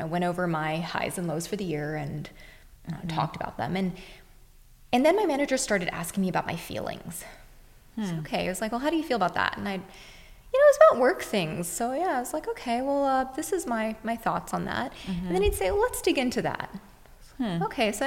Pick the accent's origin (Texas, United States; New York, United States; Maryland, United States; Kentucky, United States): Texas, United States; I grew up in Texas. Mm-hmm. That's where I consider myself as being from, in a very rural area